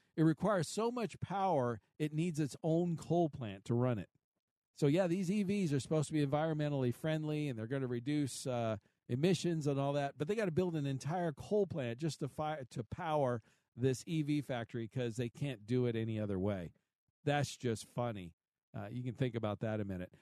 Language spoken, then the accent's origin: English; Kansas City, Missouri, United States; my hometown is Kansas City